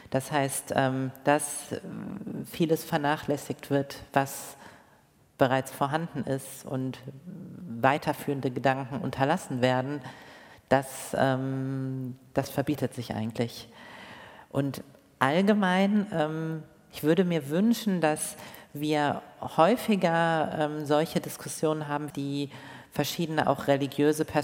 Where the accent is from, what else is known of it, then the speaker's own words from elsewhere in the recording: Rhineland, Germany; ob ich jetzt in Berlin Mitte lebe oder im Rheinland, da wo ich aufgewachsen bin